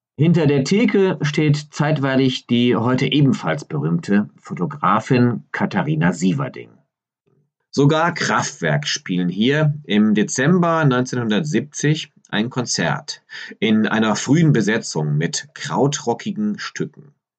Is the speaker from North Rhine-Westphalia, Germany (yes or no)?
yes; Düsseldorf, North Rhine-Westphalia, Germany; born or raised there